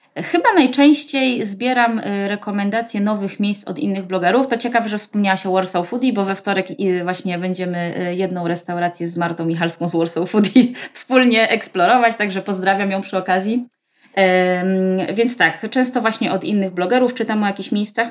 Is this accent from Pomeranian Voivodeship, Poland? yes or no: no; Warsaw, Masovian Voivodeship, Poland; Ja jestem w ogóle rodowitą warszawianką, y, z dziada, pradziada, y, ale całe życie, y, wcześniejsze spędziłam na Ursynowie.